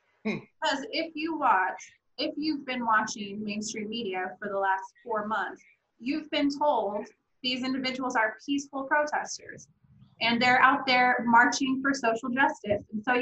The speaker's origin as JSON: {"language": "English", "region": "Oregon", "country": "United States", "tie": "born or raised there", "said": "I'm from Oregon, so I'm like, this is serious to me. This is a major city in my state that I grew up in."}